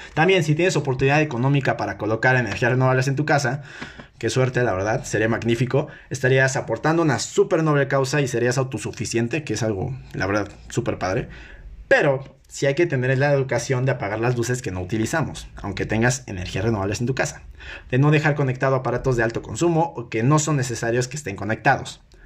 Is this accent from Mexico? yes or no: yes; Mexico; yo que soy mexicano